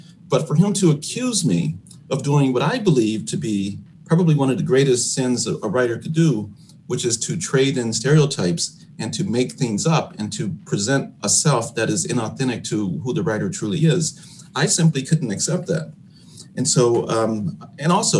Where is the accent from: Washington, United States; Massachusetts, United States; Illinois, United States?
Illinois, United States; Chicago; growing up on the South Side of Chicago